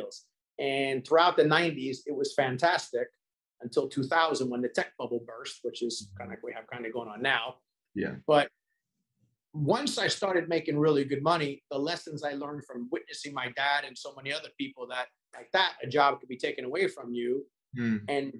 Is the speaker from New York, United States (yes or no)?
yes; New York City, New York, United States; now in Hollywood, Florida, United States; We were raised in Staten Island, New York.